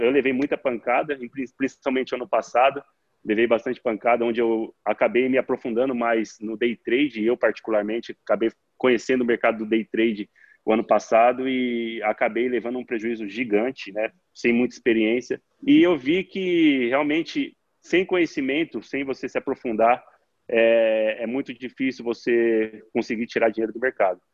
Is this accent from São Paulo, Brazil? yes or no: yes; Araçatuba, São Paulo, Brazil; Eu sou de Araçatuba, interior de São Paulo